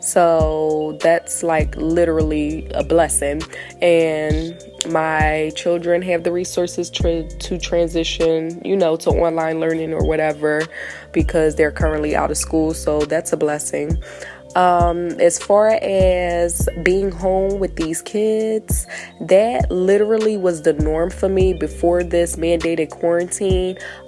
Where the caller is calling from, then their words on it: Delaware, United States; I'm calling in from Delaware.